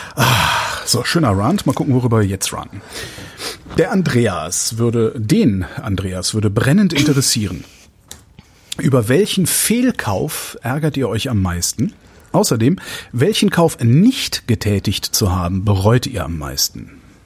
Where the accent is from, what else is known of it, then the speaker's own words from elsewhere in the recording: Cologne, North Rhine-Westphalia, Germany; now in Berlin, Germany; wenn ich jetzt so meine Heimatstadt nehme, Köln